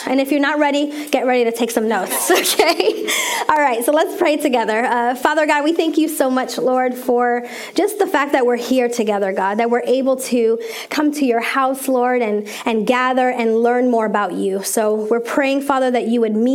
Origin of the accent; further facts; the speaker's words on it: New York, United States; moved away as an adult; now in Maryland, United States; I'm from New York, New Yorkerican